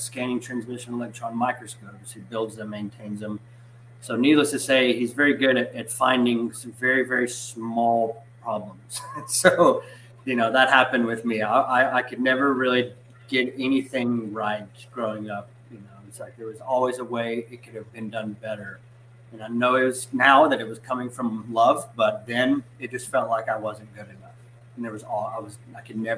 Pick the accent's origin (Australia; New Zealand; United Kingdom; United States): United States; Knoxville, Tennessee; I was born and raised in Knoxville, Tennessee